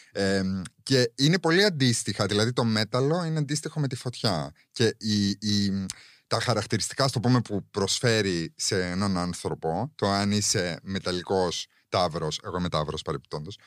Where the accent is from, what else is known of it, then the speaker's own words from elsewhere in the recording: Cyprus; now in Greece; εγώ μεγάλωσα, δεν μεγάλωσα εδώ, δεν μεγάλωσα στην Ελλάδα. Οπότε και εγώ μερικέ φορέ αυτά τα, τα cultural references ε, δεν τα καταλαβαίνω. Γιατί στην Κύπρο η αλήθεια είναι ότι δεν φοβόμασταν.